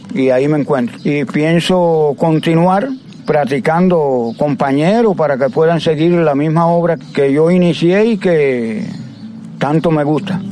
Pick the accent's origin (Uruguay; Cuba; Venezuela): Cuba; Majibacoa, Las Tunas; now in Jobabo, Cuba; Soy nativo de Majibacoa, pero ya me siento ser jovense Vine para aquí, para Jobabu, con mis padres porque se mudaron para aquí